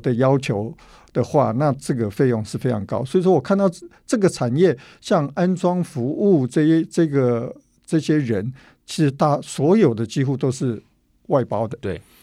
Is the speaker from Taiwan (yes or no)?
yes; Tainan, Taiwan; moved away; 我本身是南部人，是。哦，台南人，我本来要回到家里，哦，陪妈妈